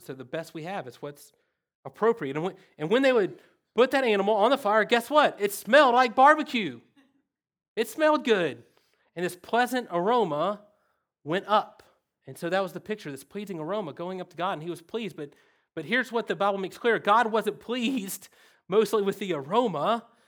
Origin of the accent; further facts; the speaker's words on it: the South, United States; accent: redneck; English is my second language. Redneck is my first language